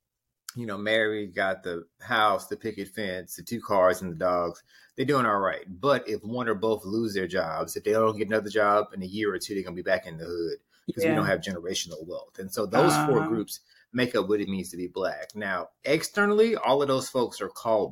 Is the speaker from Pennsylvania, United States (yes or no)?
no; Houston, Texas, United States; I think about Houston